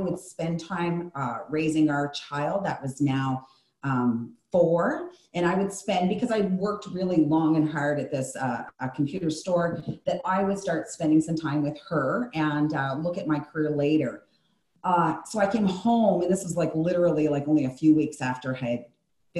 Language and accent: English; the Maritimes, Canada; also born or lived in Calgary, Alberta; Once I got back east, because I grew up in Calgary, Alberta, for my middle school years. But once I came home, I said that I would never leave again. The Maritimes is my blood.